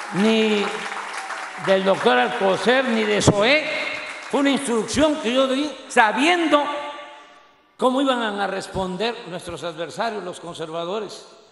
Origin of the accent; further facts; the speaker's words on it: Tabasco, Mexico; Roberto Madrazo, que fue gobernador allá en mi estado